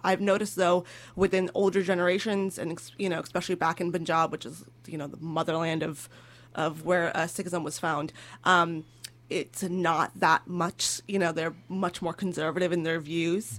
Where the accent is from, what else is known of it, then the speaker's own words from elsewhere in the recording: California, United States; I'm from California.